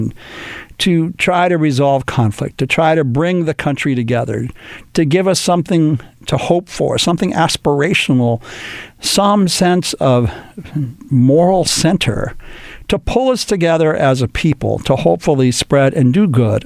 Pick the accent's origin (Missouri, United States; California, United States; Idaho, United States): California, United States; Los Angeles; my hometown, born and raised here in Los Angeles